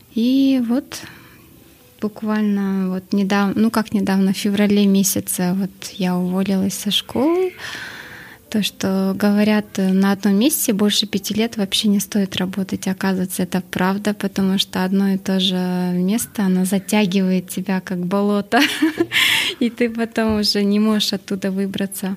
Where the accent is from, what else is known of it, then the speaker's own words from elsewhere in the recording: Astana, Kazakhstan; я сама родом с Акмулы, по идее, в то время она называлась Ахмула